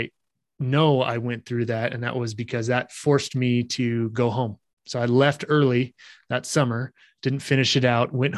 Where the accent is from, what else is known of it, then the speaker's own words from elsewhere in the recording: Oregon, United States; moved away as an adult; now in Utah, United States; I grew up in Oregon. So Northwest, loved it there.